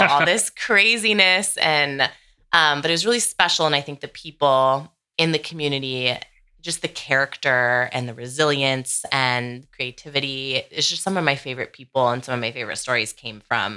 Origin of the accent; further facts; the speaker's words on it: Sonoma County, Northern California, United States; I grew up in Northern California, Sonoma County.